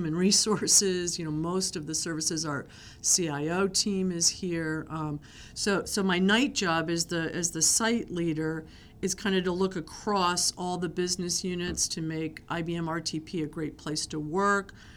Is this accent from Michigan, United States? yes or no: no; Connecticut, United States; also born or lived in New Jersey / Virginia; now in Research Triangle Park, United States; I'm a northerner. I was born in Connecticut